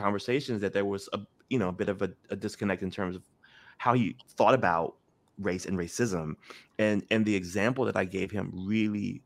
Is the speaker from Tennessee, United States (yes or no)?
yes; Memphis, Tennessee, United States; I grew up in Memphis